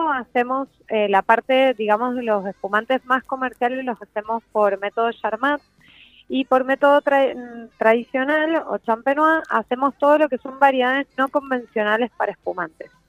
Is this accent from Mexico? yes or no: no; Norway; yo, soy de Noruega, me recibí en Mendoza y he, tenido la oportunidad de poder viajar en diferentes países capacitándome